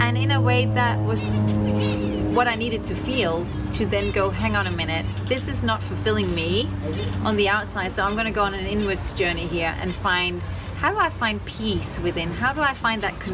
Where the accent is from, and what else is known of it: Denmark; accent: Danish twang; now in Los Angeles, United States